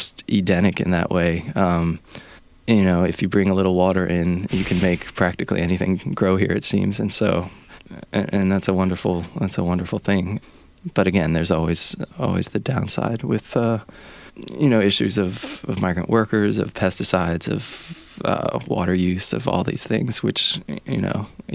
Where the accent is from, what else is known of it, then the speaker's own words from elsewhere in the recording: Pennsylvania, United States; moved away; I grew up in Pennsylvania